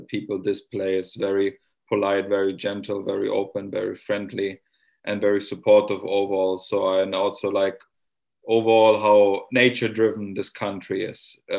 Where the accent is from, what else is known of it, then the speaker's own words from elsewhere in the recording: Germany; moved away as an adult; now in Finland; growing up in Germany